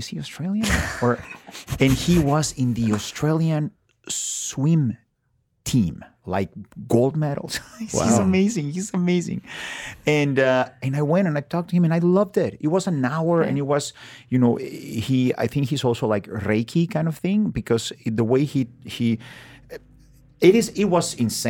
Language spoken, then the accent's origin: English; Mexico; English is a second language; I'm from Mexico.